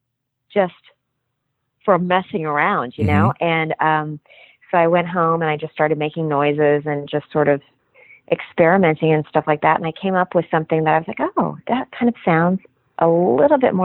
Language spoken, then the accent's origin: English; Kansas, United States; moved away as an adult; now in Los Angeles, United States; I grew up in Kansas, and I was working professionally in Kansas City